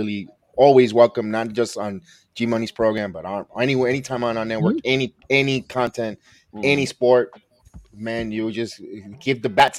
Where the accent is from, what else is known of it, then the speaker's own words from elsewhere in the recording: New York, United States; moved away as an adult; born and raised in New York, and I've been 16 years away, 17 years away.